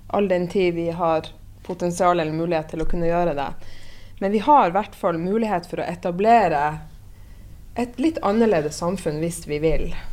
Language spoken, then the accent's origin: Norwegian; Northern Norway, Norway; jeg er fra Nord-Norge sjøl